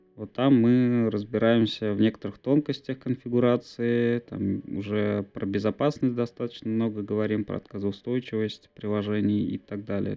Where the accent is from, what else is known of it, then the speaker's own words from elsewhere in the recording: Bizhbulyak, Bashkortostan, Russia; also born or lived in Ufa; я сам из Башкирии, так скажем. Я предпочитаю говорить, что я из города Уфа.